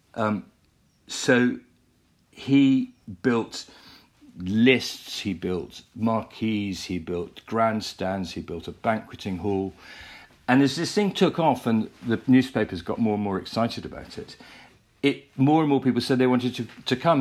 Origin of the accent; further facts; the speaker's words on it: United Kingdom; we are as British people